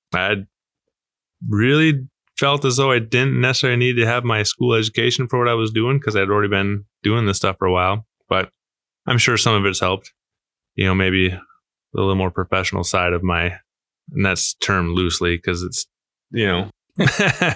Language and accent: English; Marshfield, Wisconsin, United States; now in La Crosse, United States; I'm from Marshfield, Wisconsin